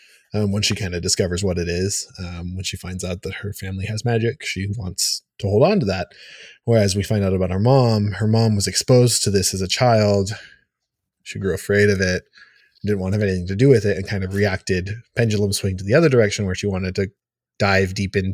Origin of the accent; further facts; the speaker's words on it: United States; I'm first generation American. My dad is an immigrant. He immigrated here from Ecuador.